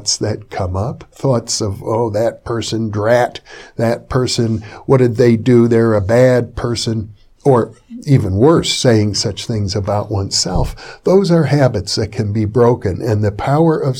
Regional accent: Fond du Lac, Wisconsin, United States; where I grew up in Fond du Lac, Wisconsin

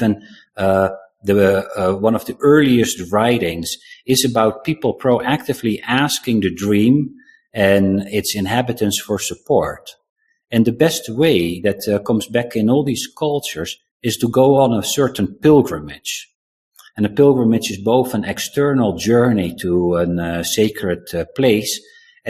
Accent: South Africa; moved away; I was born in South Africa

